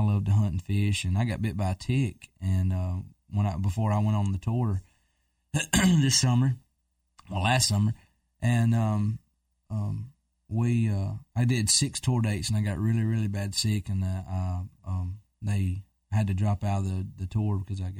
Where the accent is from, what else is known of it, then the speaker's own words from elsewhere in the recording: Fayette, Alabama, United States; I'm from Fayette, Alabama.